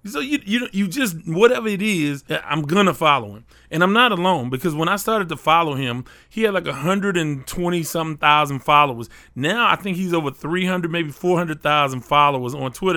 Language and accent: English; Houston, Texas, United States; I'm a Houstonian